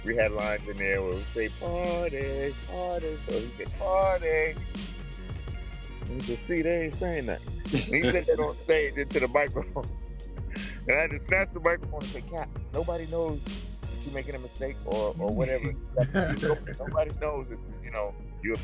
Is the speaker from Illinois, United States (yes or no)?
no; New York, United States; now in Los Angeles, United States; I'm from New York, from Harlem. And we both end up out here